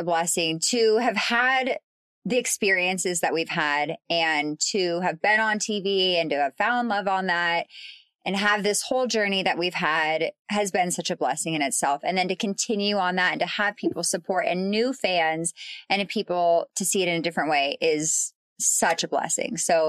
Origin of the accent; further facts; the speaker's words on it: Las Vegas, Nevada, United States; I'm from Las Vegas, Nevada.